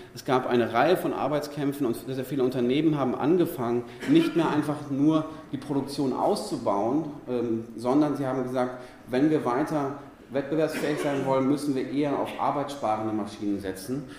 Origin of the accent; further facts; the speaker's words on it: near Dortmund and Bochum, North Rhine-Westphalia, Germany; ich komme aus der Nähe von Dortmund und Bochum.